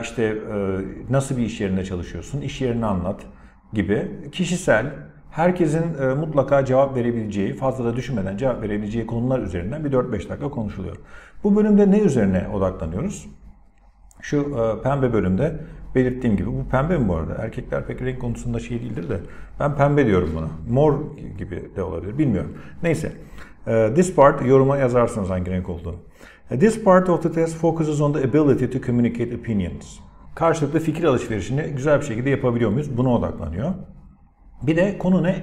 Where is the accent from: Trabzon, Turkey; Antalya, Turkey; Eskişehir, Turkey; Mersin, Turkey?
Antalya, Turkey; benim mesela memleketim Antalya. İşte what kind of place is it? Gerçi Antalyalı olarak biraz şanslıyım